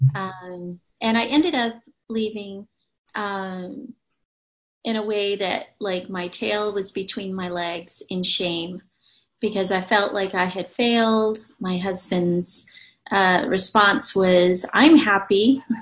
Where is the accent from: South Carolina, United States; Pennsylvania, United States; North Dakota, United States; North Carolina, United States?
South Carolina, United States; Charleston; I grew up in Charleston, South Carolina